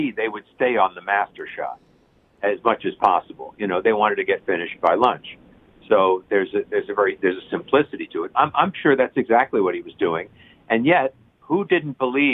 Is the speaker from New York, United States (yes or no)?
yes; Long Island, New York, United States; moved away as an adult; also born or lived in Manhattan; now in Los Angeles, United States; I grew up on Long Island